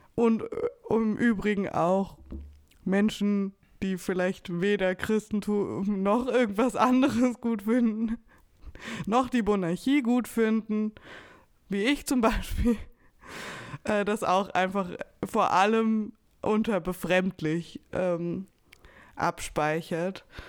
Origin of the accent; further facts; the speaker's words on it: Weimar, Thuringia, Germany; ich bin in Weimar aufgewachsen